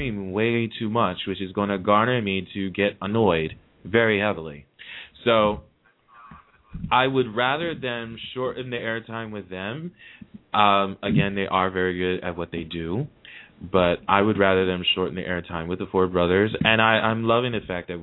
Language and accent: English; New Jersey, United States; I have a Jersey caller on the line calling from my state, my home state.